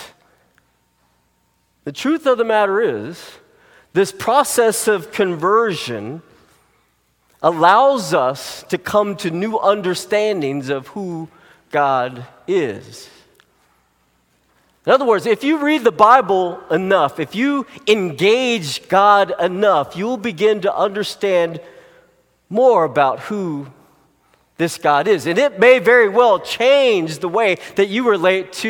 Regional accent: United States; you and I as Americans

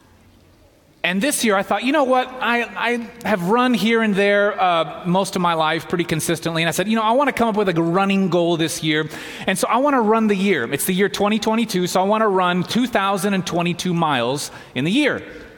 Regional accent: Southeast, United States; moved away as an adult; now in Walla Walla, United States; I'm from the Southeast, went to school up the road

